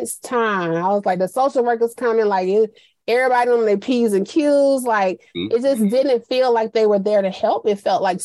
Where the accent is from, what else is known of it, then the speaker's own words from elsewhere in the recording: Montgomery, Alabama, United States; We grew up in Montgomery